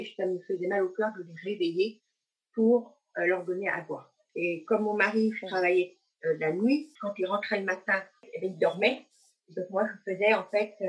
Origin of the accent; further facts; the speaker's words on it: Thailand; also born or lived in Loire-Atlantique; now in France; mon pays d'origine, en Thaïlande